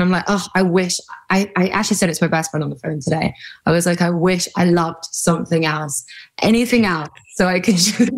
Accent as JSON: {"language": "English", "country": "United Kingdom", "said": "I'm British."}